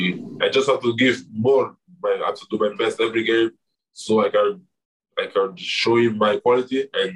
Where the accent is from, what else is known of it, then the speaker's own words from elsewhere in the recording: Italy; I was born in Italy, so I feel more Italian. I grew up playing with all the young team of Italy